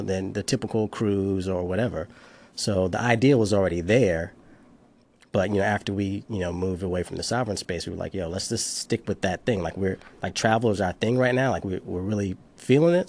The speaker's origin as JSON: {"language": "English", "town": "Charleston", "region": "South Carolina", "country": "United States", "tie": "born or raised there", "moved": "as an adult", "lives_now": "Washington, D.C., United States", "said": "from Charleston, South Carolina"}